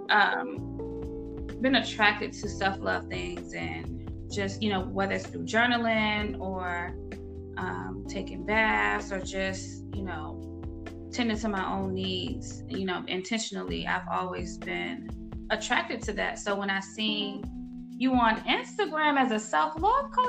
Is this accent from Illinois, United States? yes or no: no; Norfolk, Virginia, United States; moved away as an adult; now in Atlanta, United States; I'm originally from Norfolk, Virginia, but I reside here in Atlanta, Georgia. I might as well be from Atlanta. I've been here for uh, over a decade